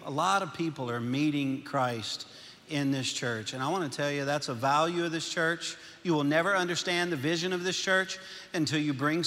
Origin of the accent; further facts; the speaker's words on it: Louisiana, United States; accent: Cajun; moved away as an adult; now in Arkansas, United States; I'm from Louisiana. I'm a Cajun